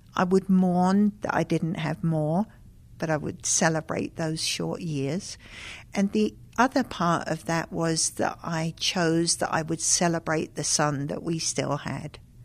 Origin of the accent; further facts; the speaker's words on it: London, United Kingdom; moved away; also born or lived in Lesotho; growing up in London